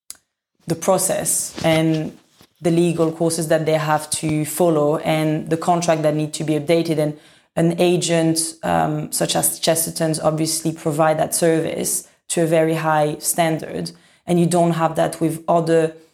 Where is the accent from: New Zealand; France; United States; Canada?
France; now in London, United Kingdom; I come from France